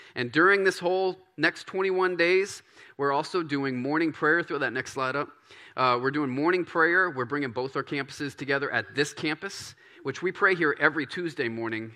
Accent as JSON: {"language": "English", "town": "Baton Rouge", "region": "Louisiana", "country": "United States", "tie": "born or raised there", "moved": "yes", "said": "I grew up in Baton Rouge. and in this Cajun country"}